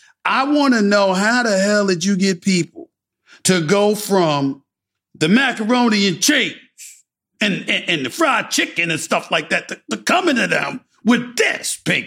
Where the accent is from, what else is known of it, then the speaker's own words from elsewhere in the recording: New York City, New York, United States; even though I'm from the North, I'm from New York City, but I went to school in the South.